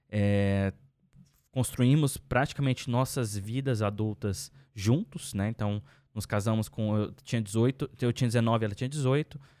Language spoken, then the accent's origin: Portuguese; Brazil; now in Finland; eu sou brasileiro e eu comprei uma casa no exterior, mano.